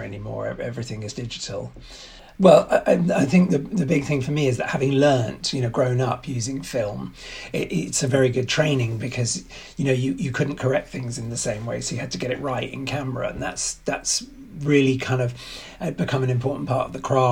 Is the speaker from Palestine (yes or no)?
no; London, United Kingdom; also born or lived in Oxford / New York; So I'm English and I grew up in London and started my career in London.